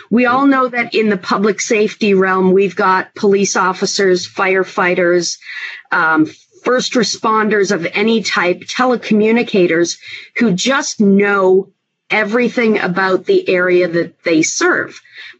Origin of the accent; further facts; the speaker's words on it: Canada; now in United States; and then I'm originally from Canada. I moved to the United States and I started working in parcel mapping, utility mapping, and migrated my way into public safety GIS.